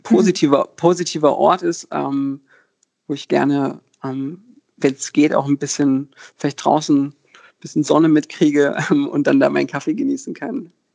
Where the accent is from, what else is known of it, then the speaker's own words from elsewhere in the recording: Berlin, Germany; ich bin in Berlin geboren und hier aufgewachsen